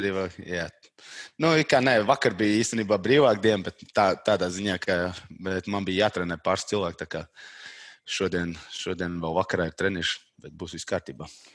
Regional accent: Talsi Municipality, Latvia; moved away as an adult; also born or lived in Riga, Latvia; now in England; es pēdējos sešus gadus dzīvoju Rīgā, bet tā es no Talsiem. Uh, okay. tā, bet reāli es esmu no maz maz ciem uh, eh, Tals rajonā, Tiņģera

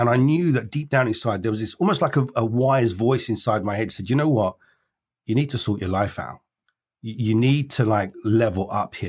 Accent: London, United Kingdom; I was born in London

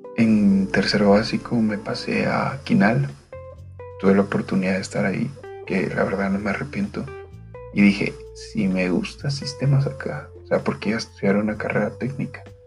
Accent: Guatemala; Soy de Guatemala

